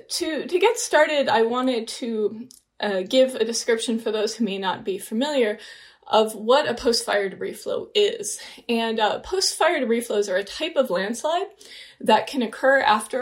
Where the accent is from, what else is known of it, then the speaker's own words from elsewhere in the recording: Santa Barbara County, Southern California, United States; I grew up in Southern California in Santa Barbara County